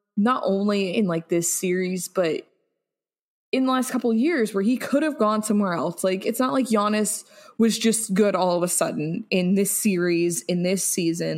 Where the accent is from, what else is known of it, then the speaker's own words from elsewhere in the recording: United States; I'm feeling very proud to be American